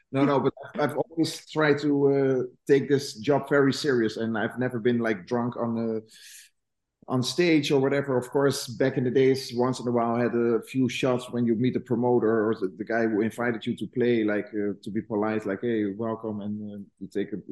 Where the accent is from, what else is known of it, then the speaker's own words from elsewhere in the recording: Netherlands; I'm from Holland.